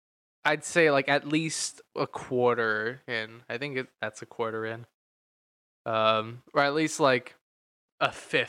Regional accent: United States; As an American in GTA in California

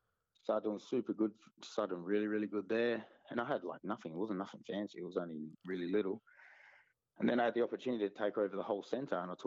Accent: Kwinana, Western Australia, Australia; now in Rockingham, Australia; I grew up in Kwinana

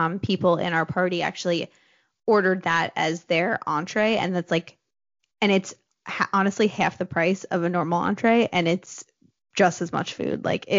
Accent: New Jersey, United States; accent: New Jersey; it's my New Jersey accent.

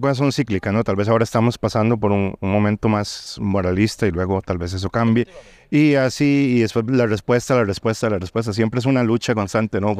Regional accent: Costa Rica; yo que soy de Costa Rica

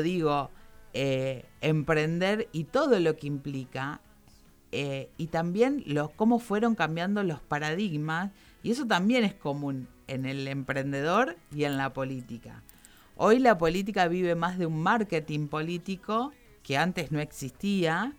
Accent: Campana, Buenos Aires Province, Argentina; Yo soy, yo soy de acá, soy de Campana

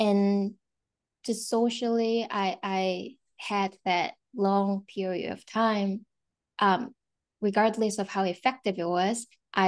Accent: South Korea; first language Korean; English is a second language; moved away; I'm from South Korea

